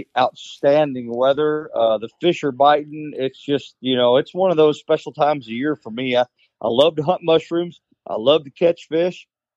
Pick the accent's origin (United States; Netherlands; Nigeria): United States; Paris, Missouri; I've lived in Missouri my whole life. I was born and raised in Parrish, Missouri, which is anybody that's listening from Parrish, don't hold this against me, but it's kind of a one horse town.